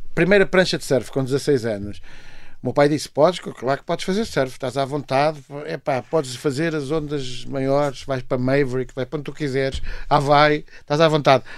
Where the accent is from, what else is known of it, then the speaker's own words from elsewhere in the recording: Margem Sul, Setúbal, Portugal; also born or lived in Coimbra; Eu passo a minha, a minha juventude na Margem Sul